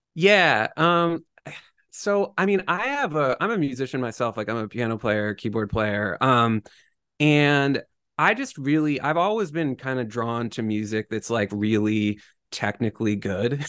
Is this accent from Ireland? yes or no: no; Boston, Massachusetts, United States; I grew up in the Boston area